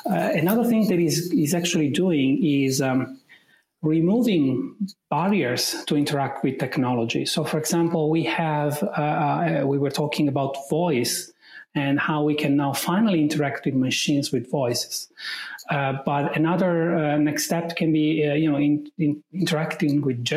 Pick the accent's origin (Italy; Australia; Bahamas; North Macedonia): Italy; accent: Italian; English is a second language; I'm Italian right from my accent